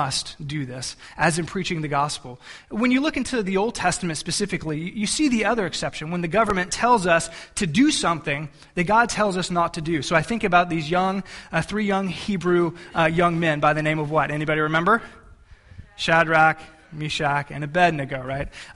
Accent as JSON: {"language": "English", "country": "United States", "said": "we as Americans"}